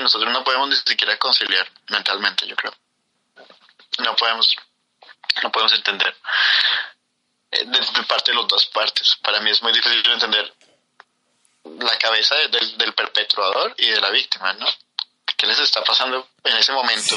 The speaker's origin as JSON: {"language": "Spanish", "country": "Colombia", "moved": "yes", "said": "de Colombia"}